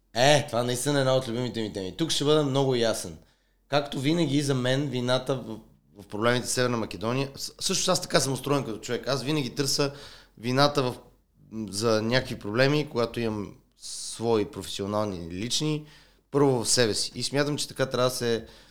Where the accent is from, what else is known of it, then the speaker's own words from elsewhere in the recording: Bulgaria; ние като българи